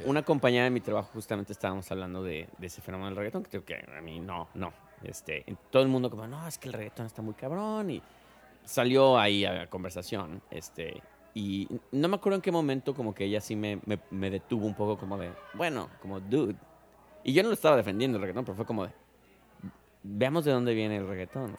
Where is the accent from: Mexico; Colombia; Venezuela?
Mexico; como mexicana